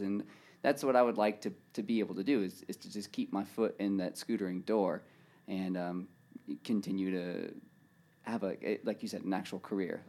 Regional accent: Murrieta, California, United States; I'm from Marietta, California.

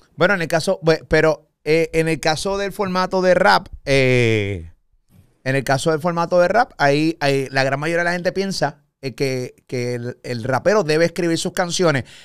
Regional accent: Puerto Rico; Yo soy puertorriqueño

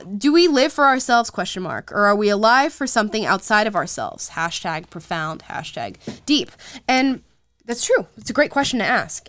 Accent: Central Florida, United States; Southern Florida, which y'all know is my home state. I'm not from Southern Florida, but Central

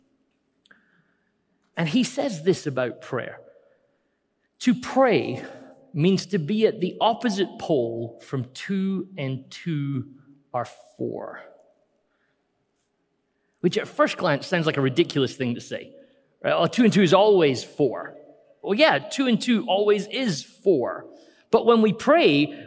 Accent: Scotland, United Kingdom; We're always Scottish.

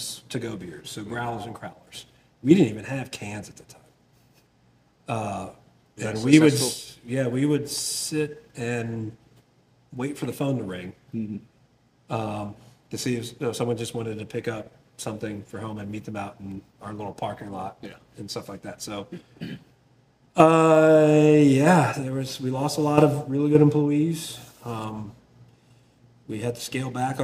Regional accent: Milford, Delaware, United States; moved away as an adult; also born or lived in South Carolina; now in Montgomery, United States; I grew up 10 miles away from a small brewery at the time called Dogfish Head in Milton, Delaware. I'm from Milford, Delaware, which is right down the road

